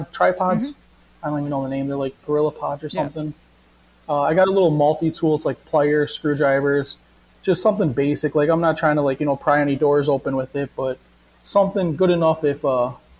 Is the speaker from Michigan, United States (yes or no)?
yes; Detroit, Michigan, United States; I was from Detroit, Michigan.